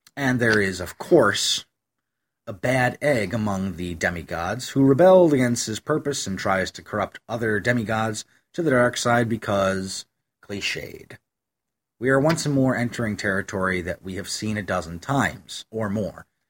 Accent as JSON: {"language": "English", "region": "Western New York", "country": "United States", "tie": "born or raised there", "said": "I grew up in Western New York, which is lousy with sycamore trees."}